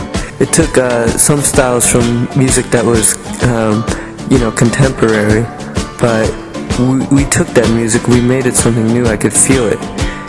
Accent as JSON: {"language": "English", "town": "Liverpool", "region": "North West England", "country": "United Kingdom", "tie": "born or raised there", "said": "I grew up in Liverpool, South England, working class family, and the only thing that could ever overtake me was music."}